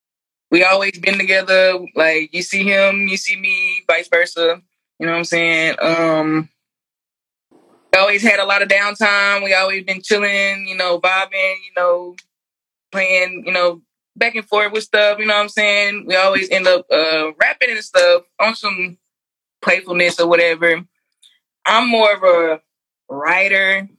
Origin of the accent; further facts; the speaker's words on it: Dallas, Texas, United States; I'm from Dallas, Texas.